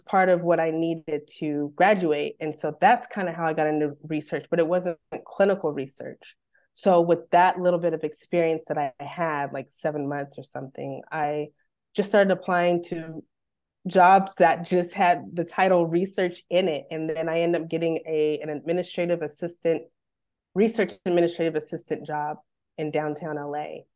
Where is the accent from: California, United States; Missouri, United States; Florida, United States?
California, United States; Bakersfield; moved away as an adult; also born or lived in Los Angeles; I'm born and raised in Bakersfield